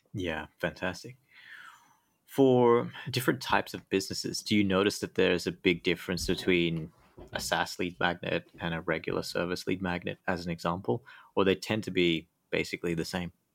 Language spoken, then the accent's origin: English; Australia; also born or lived in United Kingdom; now in Thailand; I used to live in the U K, but I'm actually from Australia